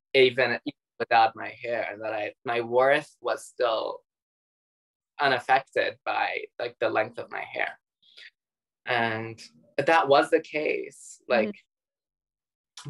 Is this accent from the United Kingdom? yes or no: no; Dubai, United Arab Emirates; also born or lived in Iran; I was born in Iran and then we grew up in Dubai together.